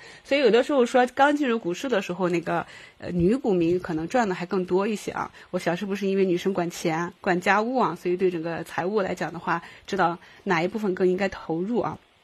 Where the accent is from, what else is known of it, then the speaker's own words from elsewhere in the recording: Qingdao, Shandong, China; 我是青岛的嘛，我们青岛女生